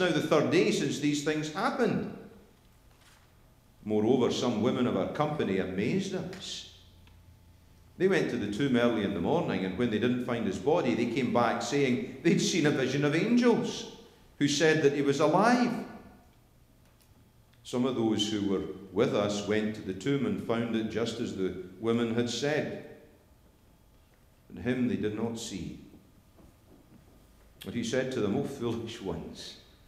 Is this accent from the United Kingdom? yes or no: yes; Scotland, United Kingdom; moved away as an adult; now in United States; I'm Scottish